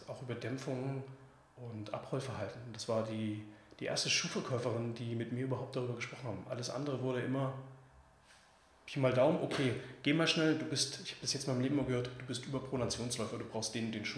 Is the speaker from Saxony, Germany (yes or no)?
yes; Leipzig, Saxony, Germany; ich bin selber Leipziger